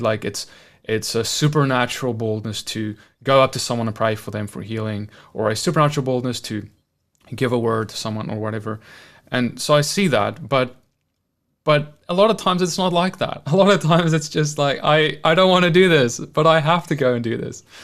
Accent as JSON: {"language": "English", "country": "South Africa", "moved": "yes", "said": "I'm from South Africa where we have like, is it t, ten or twelve official languages"}